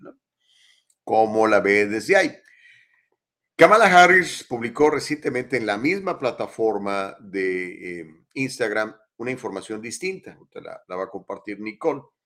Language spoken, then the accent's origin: Spanish; Mexico; now in Los Angeles, United States; mexicanos somos blancos